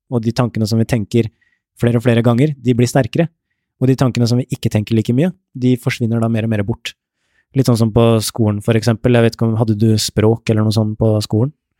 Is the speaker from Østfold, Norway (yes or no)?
yes; Ørje, Østfold, Norway; jeg vokste opp et sted i Indre Østfold, et sted som heter Ørje